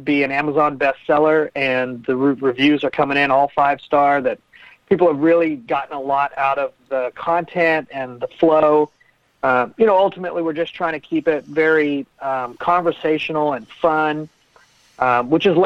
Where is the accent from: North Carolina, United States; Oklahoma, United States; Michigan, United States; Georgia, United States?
Oklahoma, United States; Oklahoma City; I'm from Oklahoma City, and I grew a tech company